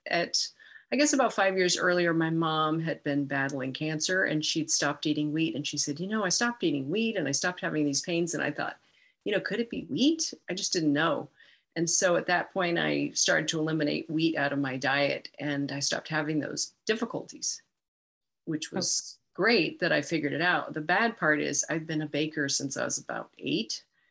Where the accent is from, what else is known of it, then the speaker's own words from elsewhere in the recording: Santa Barbara, California, United States; moved away as an adult; also born or lived in San Diego, California / San Luis Obispo, California / Bay Area, California; now in Indianapolis, United States; I was born in San Diego, grew up in Santa Barbara, California